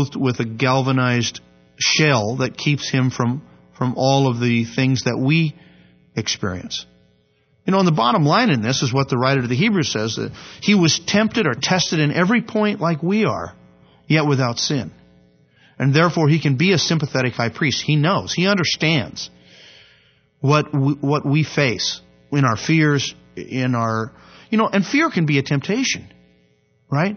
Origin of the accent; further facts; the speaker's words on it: United States; they do know that I'm from America.